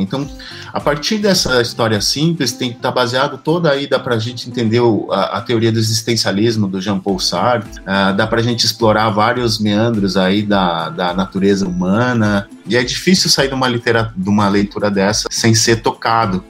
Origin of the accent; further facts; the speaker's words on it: Joaçaba, Santa Catarina, Brazil; moved away as an adult; also born or lived in Florianópolis; Eu sou do interior do estado, eu sou de Joaçaba, em 1996 eu me mudei para Florianópolis para começar o curso de letras